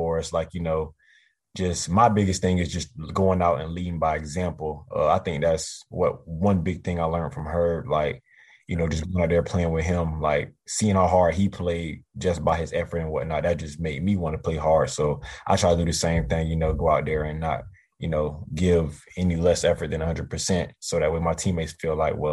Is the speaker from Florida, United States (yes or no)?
yes; Eustis, Florida, United States; also born or lived in Leesburg, Florida; I'm from Eustis